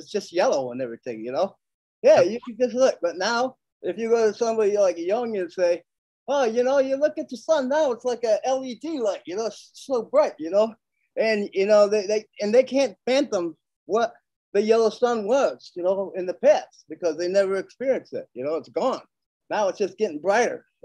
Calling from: New York City, New York, United States; I'm in New York City.

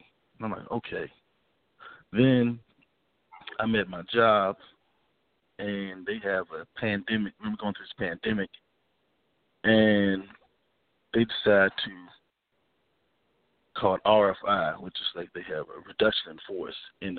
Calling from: Richmond, Virginia, United States; from Richmond.

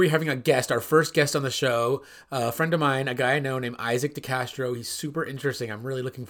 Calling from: California, United States; I'm calling in from California.

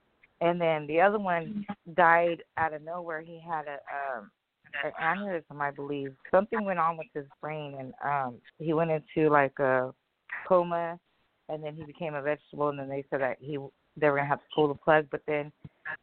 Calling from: California, United States

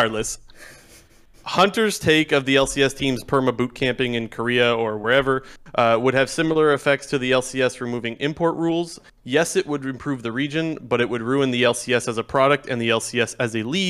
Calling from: Ontario, Canada; Ontario, Canada.

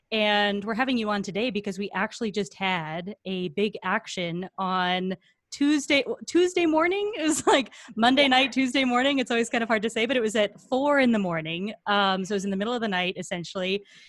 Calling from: Franklin, Tennessee, United States; I use she, her pronouns. I'm calling in from Franklin, Tennessee, which is currently on Cherokee, Chickasaw, and Shawnee land.

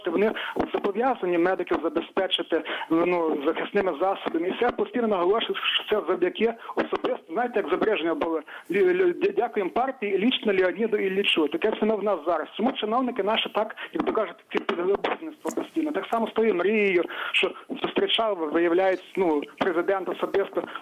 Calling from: Ivano-Frankivsk, Ivano-Frankivsk Oblast, Ukraine; Я з Івано-Франківського назвати ….

